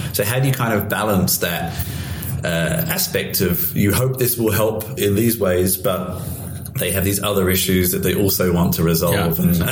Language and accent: English; United Kingdom; I'm unfortunately British